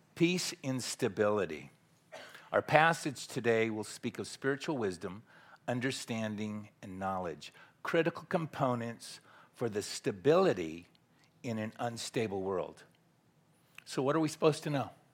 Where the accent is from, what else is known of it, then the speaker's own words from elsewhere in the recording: Southern California, United States; moved away as an adult; now in Tyler, Texas, United States; born and raised in Southern California